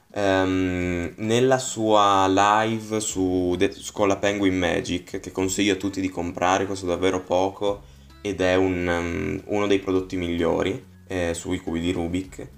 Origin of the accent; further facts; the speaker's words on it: Bologna, Emilia-Romagna, Italy; vengo da Bologna